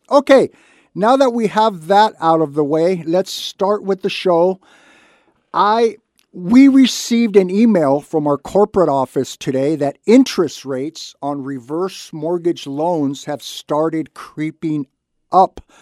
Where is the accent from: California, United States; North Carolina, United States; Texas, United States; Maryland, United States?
California, United States; Santa Barbara; I was born and raised in Santa Barbara.